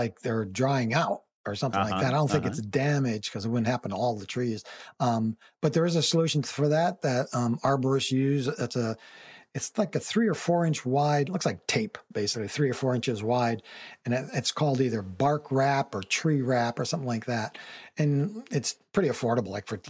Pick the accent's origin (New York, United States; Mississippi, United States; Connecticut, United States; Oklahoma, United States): Connecticut, United States; When I was a much younger man, I moved to Miami from Connecticut. I'd never been anywhere near the South